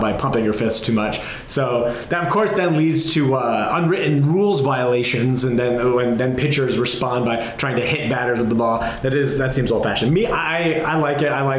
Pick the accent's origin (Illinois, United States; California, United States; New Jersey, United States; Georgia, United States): New Jersey, United States; where I grew up in New Jersey